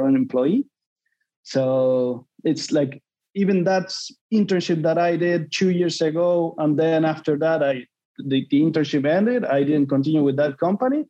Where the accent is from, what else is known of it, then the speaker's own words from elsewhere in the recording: Argentina; moved away as an adult; now in Sydney, Australia; I'm from Argentina